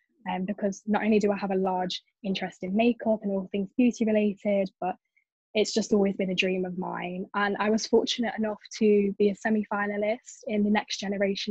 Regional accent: Stafford, West Midlands, United Kingdom; I'm from Stafford, which is in South Staffordshire. And I've grown up here most of my life.

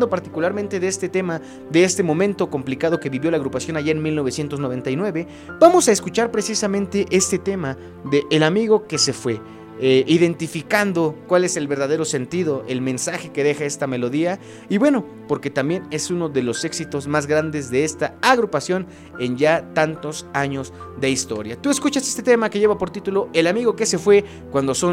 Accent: McAllen, Texas, United States; toco el bajo eléctrico y soy de McAllen, Texas.

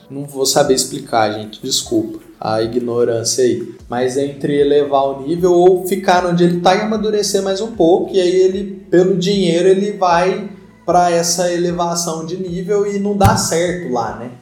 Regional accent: Brazil; a gente, enquanto brasileiros

